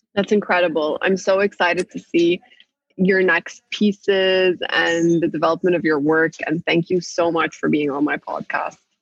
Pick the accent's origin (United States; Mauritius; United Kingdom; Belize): United Kingdom; I grew up in the UK. I was born in the UK.